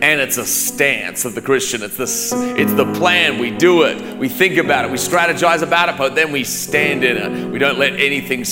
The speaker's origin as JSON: {"language": "English", "country": "Australia", "tie": "born or raised there", "moved": "yes", "said": "I grew up in Australia"}